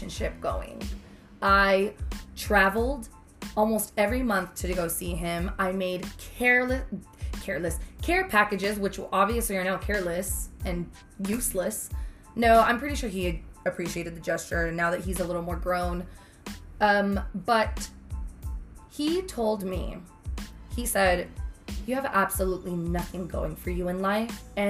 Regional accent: Mission, Texas, United States; I'm from Mission, Sherryland

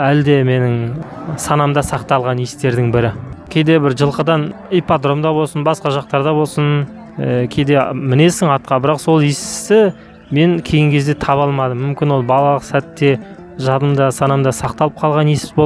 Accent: Kazakhstan; біз қазақ баласымыз

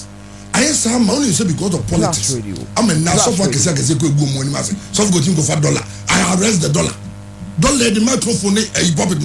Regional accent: Ghana; I'll think as a Ghanaian

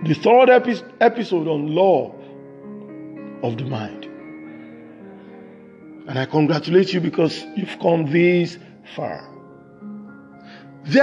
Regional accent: Nigeria; from Nigeria, from west side of Africa

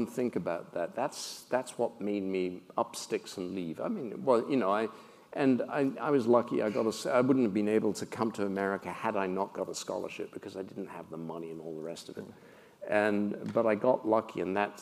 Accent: United Kingdom; moved away as an adult; now in United States; I grew up in the Britain that predated Margaret Thatcher

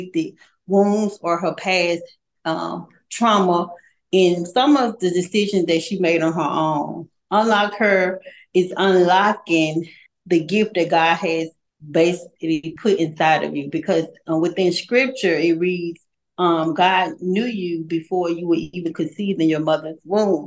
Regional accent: Montgomery, Alabama, United States; I was born in Montgomery, Alabama. I attended Robert E. Lee High School

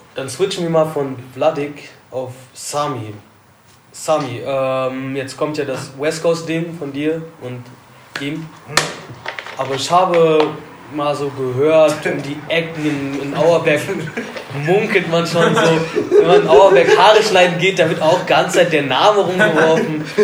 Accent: Alfter, North Rhine-Westphalia, Germany; Ich komme zwar aus Alfter

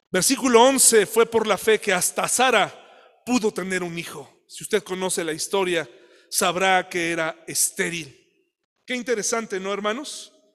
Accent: Mexico

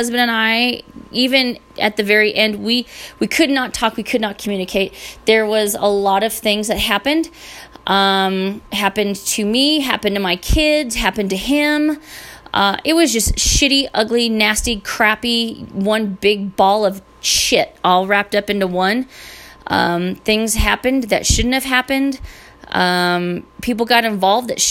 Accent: Northern California, United States; I was born and raised in Northern California.

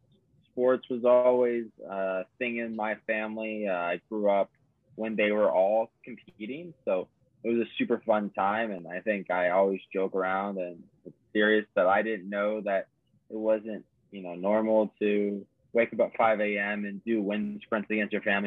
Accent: Arizona, United States; I grew up in Arizona.

